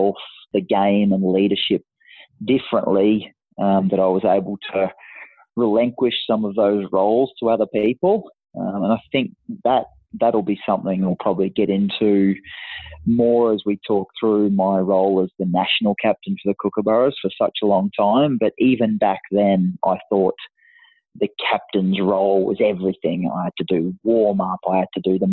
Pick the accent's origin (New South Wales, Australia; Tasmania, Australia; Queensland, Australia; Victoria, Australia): Queensland, Australia; country; I was always one of the captains or the key players of representative teams in country Queensland